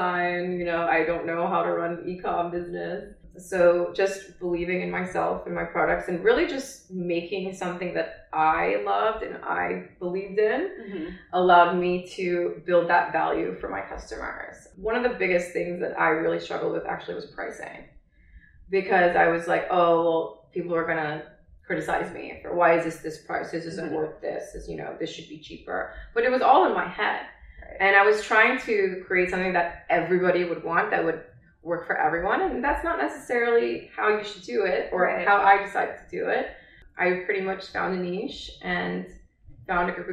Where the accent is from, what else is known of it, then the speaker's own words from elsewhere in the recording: Texas, United States; I was born and raised in Texas.